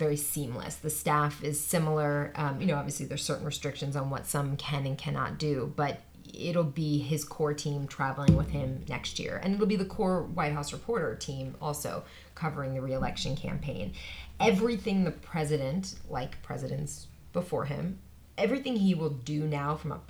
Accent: Pennsylvania, United States; now in Washington, United States; my home state of Pennsylvania

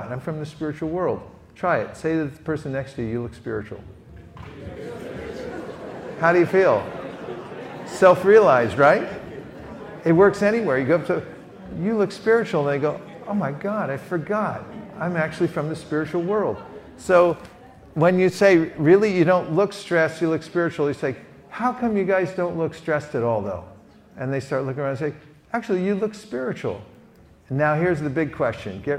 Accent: California, United States; Here's my question I say, I'm from California.

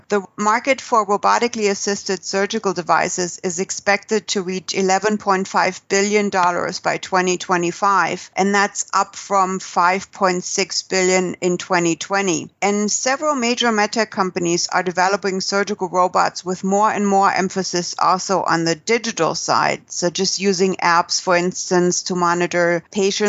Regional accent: San Diego, California, United States; here in my hometown in San Diego

